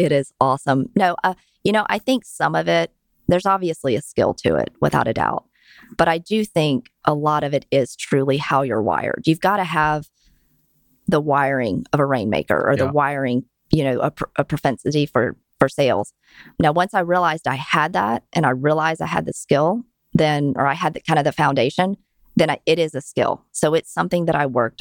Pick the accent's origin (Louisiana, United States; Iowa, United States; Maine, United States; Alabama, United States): Louisiana, United States; Baton Rouge; moved away as an adult; now in Dallas, United States; born and raised in Baton Rouge, Louisiana